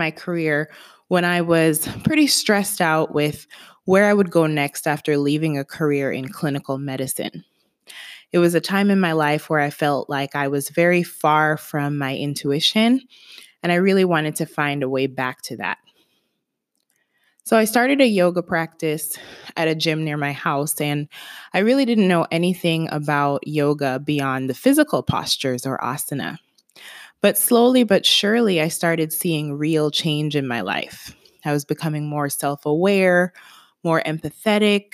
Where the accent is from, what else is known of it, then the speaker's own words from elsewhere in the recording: Kingston, Jamaica; now in Atlanta, United States; I was born and raised in Kingston, Jamaica. I'm based in Atlanta, Georgia